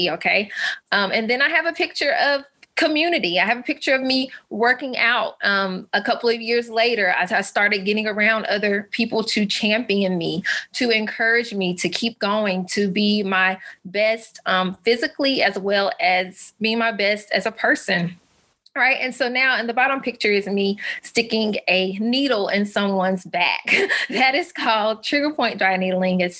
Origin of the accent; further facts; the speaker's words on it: Alabama, United States; I'm a Southern mama. I'm from Alabama. Um, I was actually a military brat. So we moved around a couple times, but I've stayed in the South all of my life.